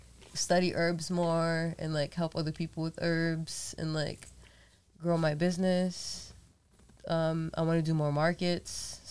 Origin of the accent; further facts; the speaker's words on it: Fall River, Massachusetts, United States; back home in Fall River because we have huge warehouses with nobody in them.